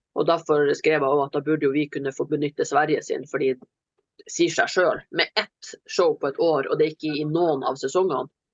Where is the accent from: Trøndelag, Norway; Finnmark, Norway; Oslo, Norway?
Finnmark, Norway; Kirkenes; moved away; hjemme i Finnmark så er det kjøtt. Og jeg får egen biffsteik. Og jeg vokste opp med sånn lappebiff